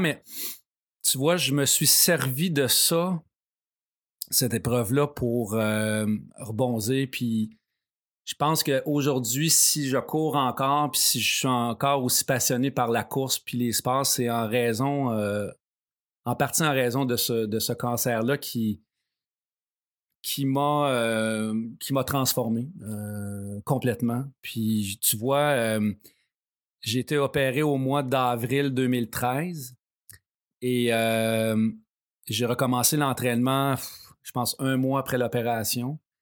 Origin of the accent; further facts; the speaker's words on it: Saint-Ours, Quebec, Canada; je viens de Saint-Ours, donc près de, Sorel